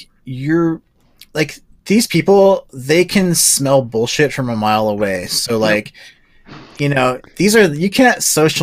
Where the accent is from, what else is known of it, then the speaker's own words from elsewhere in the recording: Southern California, United States; now in Northern California, United States; I grew up in SoCal.